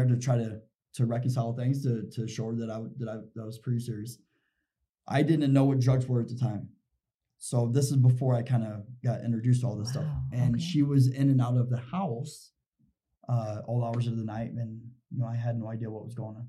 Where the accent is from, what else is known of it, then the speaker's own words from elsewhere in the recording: Indiana, United States; moved away as an adult; now in Utah, United States; I come from Indiana. I had two kids in Indiana